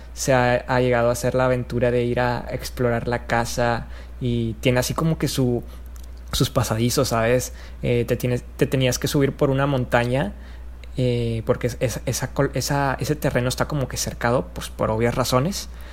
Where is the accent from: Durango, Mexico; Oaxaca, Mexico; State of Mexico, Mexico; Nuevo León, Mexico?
Nuevo León, Mexico; Allende; yo soy de Allende